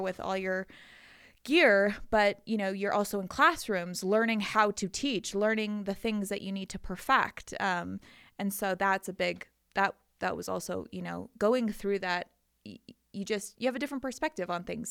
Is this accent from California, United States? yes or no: yes; Calabasas, California, United States; moved away as an adult; also born or lived in Israel; now in Colorado, United States; I am from, um, a town called Calabasas, California.